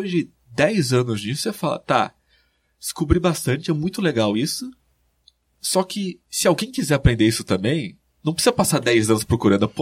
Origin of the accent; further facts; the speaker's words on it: Espírito Santo do Pinhal, São Paulo, Brazil; moved away; Eu sou de Espírito Santo